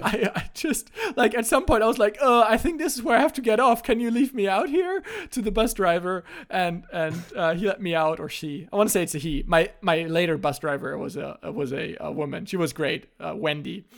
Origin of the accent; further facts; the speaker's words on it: Germany; first language German; English is a second language; also born or lived in North Carolina; my native language in German